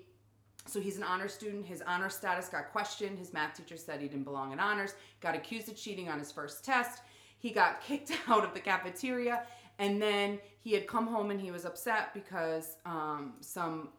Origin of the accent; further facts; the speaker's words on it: New England, United States; up in New England, we are so quick to be like, well, I'm from New England